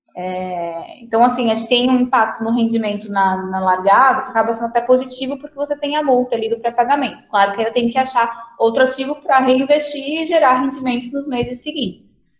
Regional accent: Paraná, Brazil; sou do Paraná

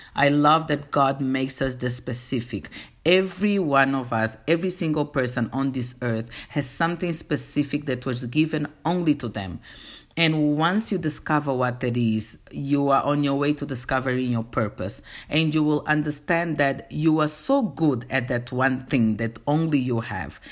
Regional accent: Angola; first language Portuguese; English is a second language; now in South Africa; I am from Angola. reside in South Africa

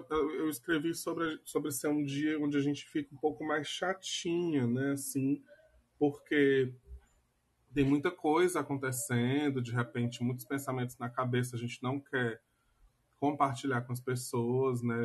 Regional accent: Brazil; a gente é brasileiro

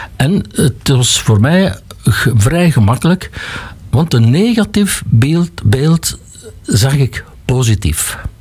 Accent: Lembeek, Flanders, Belgium; ik heb dan wel hier school gevolgd. Eerst zes jaar Lembeek, dan zes jaar Halle

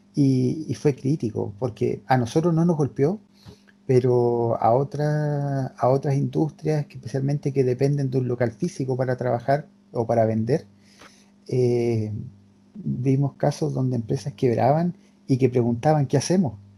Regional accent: Temuco, Araucanía, Chile; Nosotros somos de Temuco

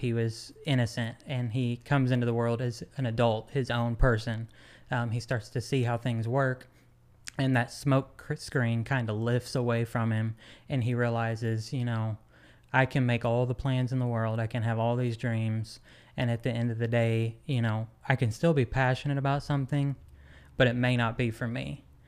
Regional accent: Van Buren, Arkansas, United States; also born or lived in Dallas, Texas; growing up in Van Buren, Arkansas

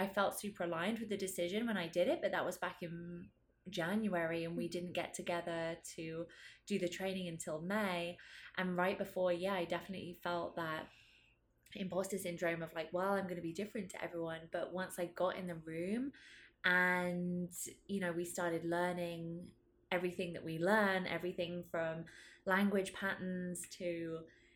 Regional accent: United Kingdom; I'm also British

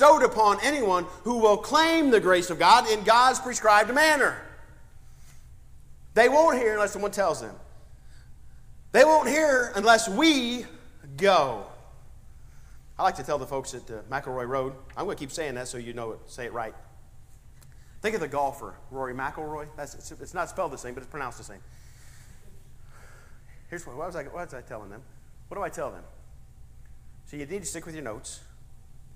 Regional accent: Ohio, United States; I'm from Ohio.

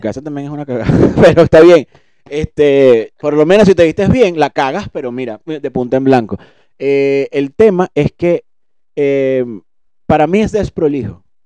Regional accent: Venezuela; como venezolano

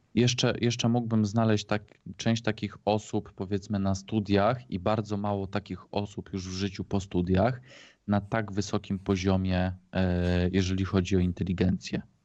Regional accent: Poland; niedaleko mojej rodzinnej wsi były szyby naftowe

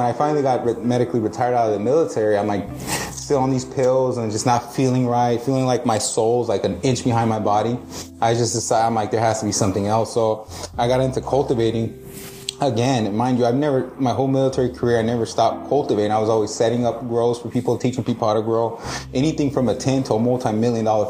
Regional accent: Mexico; moved away; I grew up in Mexico

